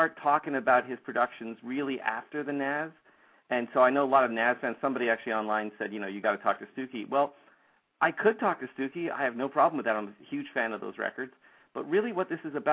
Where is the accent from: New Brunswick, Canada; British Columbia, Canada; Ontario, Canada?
Ontario, Canada; Toronto; moved away; I'm from Toronto, Canada, originally